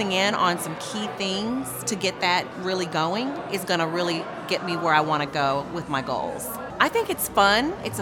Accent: Tulsa, Oklahoma, United States; I'm from Tulsa, Oklahoma

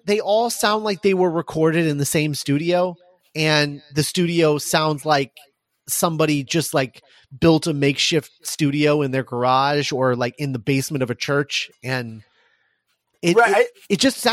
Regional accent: Midwest, United States; I'm from the Midwest. I had to deal with it a lot. It was a rough time in high school

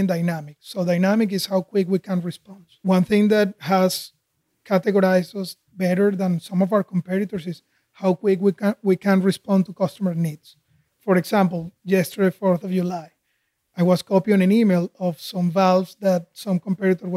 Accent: Caracas, Capital District, Venezuela; moved away as an adult; also born or lived in Houston; now in United States; I grew up in Caracas, Venezuela

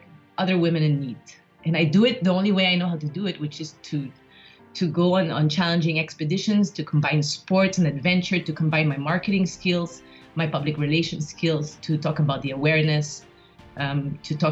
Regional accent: Philippines; moved away as an adult; also born or lived in Japan / United States / France / Singapore; I was born in the Philippines. I grew up there most of my life

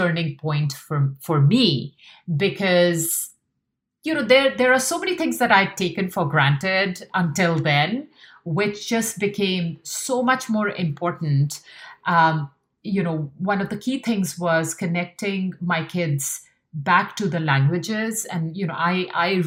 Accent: Meerut, Uttar Pradesh, India; moved away as an adult; now in New York, United States; I grew up in North India in a small town called Meerut, which is a cantonment.

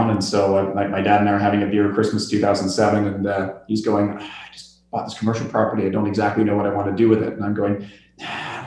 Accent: Mississauga, Ontario, Canada; moved away as an adult; also born or lived in Montreal / Baysville; now in Bracebridge, Canada; I grew up in Mississauga. Um, my uh, both my parents are actually from the UK, so uh, so my sister and I are kind of first first generation Canadians, um, and uh, most of our family still actually lives over there.

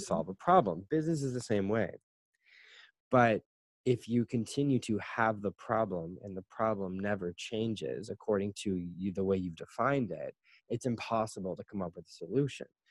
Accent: Canada; moved away as an adult; now in China; I am a Canadian, and I am currently living in China

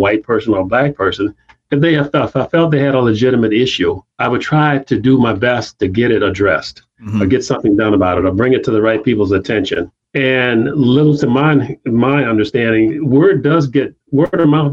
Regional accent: South Haven, Michigan, United States; also born or lived in Chicago, Illinois / Cottondale, Alabama; I started elementary school right here in South Haven, where I grew up

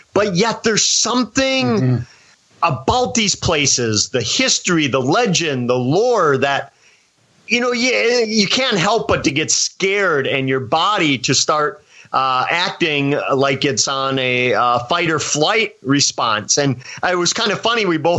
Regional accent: Wisconsin, United States; back in the safety of my home state of Wisconsin

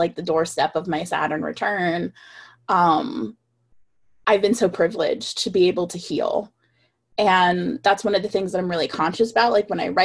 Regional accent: Deep South, United States; I was born in the Deep South.

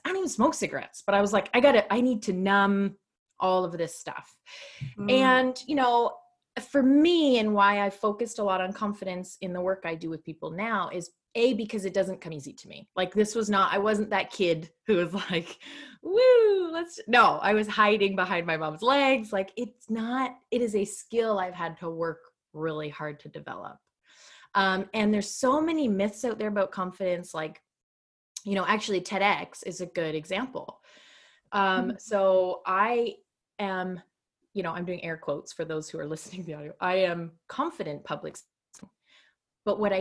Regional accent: Canada; I'm Canadian

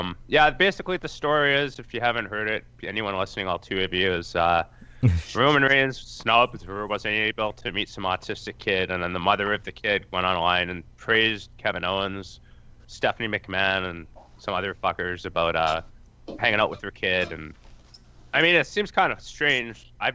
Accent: Canada; I'm Canadian, so that works.

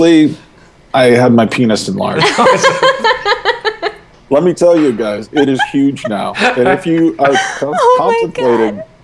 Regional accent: United States; now in British Columbia, Canada; as an American

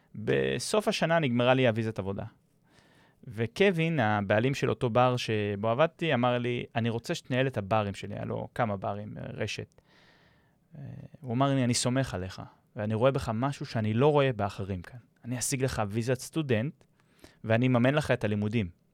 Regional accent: Israel

